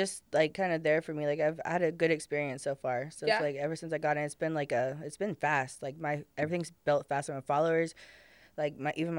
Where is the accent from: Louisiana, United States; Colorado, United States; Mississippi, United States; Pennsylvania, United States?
Louisiana, United States; now in Houston, United States